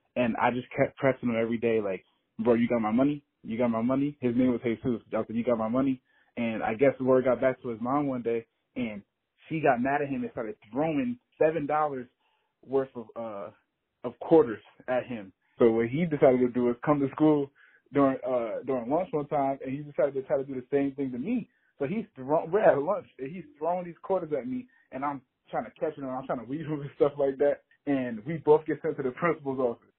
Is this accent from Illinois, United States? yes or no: no; New Jersey, United States; I'm from New Jersey